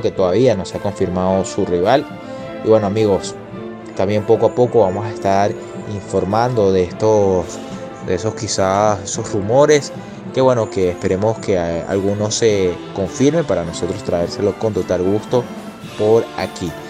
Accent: Venezuela

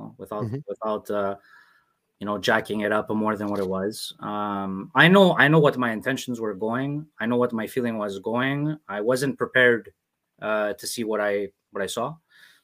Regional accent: Canada; I'm not just somebody born in Canada and that grew up in Canada

